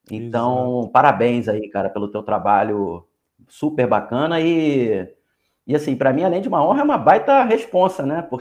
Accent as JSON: {"language": "Portuguese", "region": "Rio de Janeiro", "country": "Brazil", "said": "eu sou carioca e moro aqui no Rio de Janeiro."}